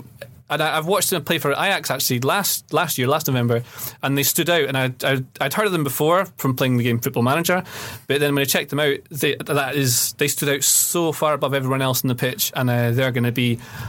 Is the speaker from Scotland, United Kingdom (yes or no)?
yes; Scotland, United Kingdom; I watched it as a Scottish person.